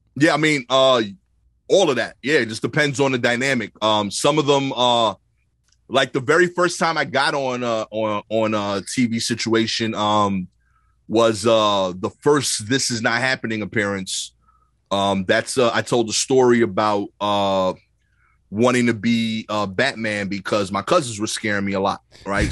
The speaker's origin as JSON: {"language": "English", "town": "New York City", "region": "New York", "country": "United States", "tie": "born or raised there", "said": "growing up in Brooklyn"}